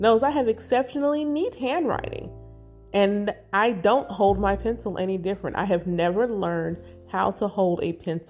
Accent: the South, United States; Growing up in the South, in the Bible Belt, as a Black Israelite

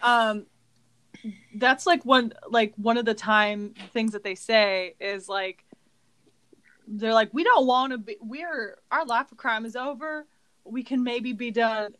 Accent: California, United States; moved away as an adult; also born or lived in Colorado; I am from California

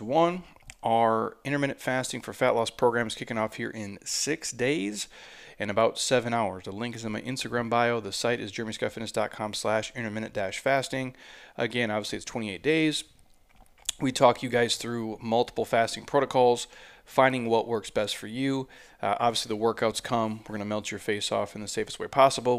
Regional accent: Midwest, United States; I'm from the Midwest

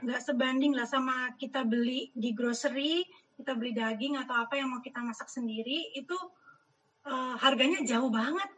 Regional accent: Indonesia; moved away; sebagai orang Indonesia yang di perkantoran

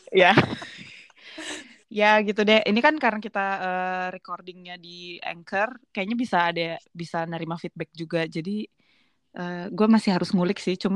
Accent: Bandung, West Java, Indonesia; susah sih soalnya gue orang Batak sebenarnya Batak Karo

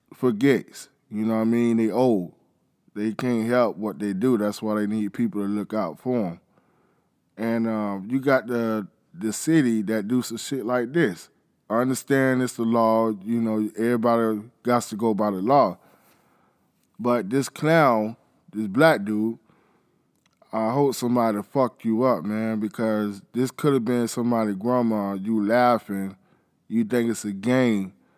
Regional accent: Florida, United States; I'm from Florida

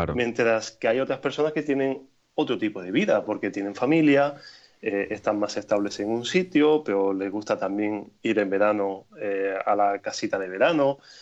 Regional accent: Granada, Andalusia, Spain; also born or lived in Berlin; en Granada, que es mi ciudad natal

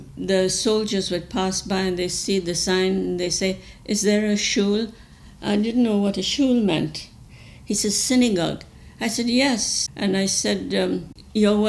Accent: Bangalore, Karnataka, India; now in Vancouver, Canada; I was born in India, in Bangalore.

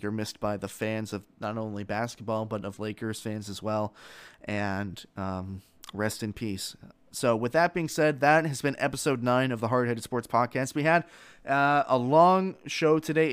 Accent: South Florida, United States; I grew up in South Florida, so I grew up a Heat fan

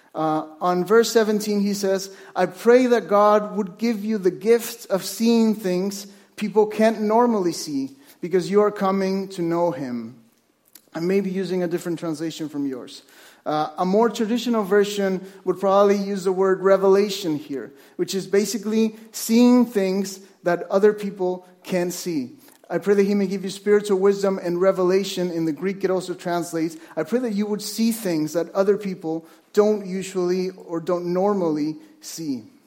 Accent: Mexico; moved away as an adult; now in Vancouver, Canada; I was born in Mexico, and I moved to Vancouver with my wife

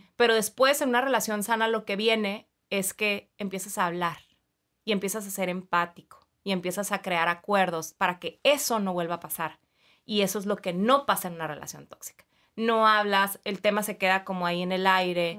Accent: Mexicali, Baja California, Mexico; now in Tijuana, Mexico; soy de Mexicali, entonces mucha parte de mí está allá en Mexicali, pero también aquí en Tijuana, que ya hice mucho mi vida, me casé aquí, este, estudié aquí

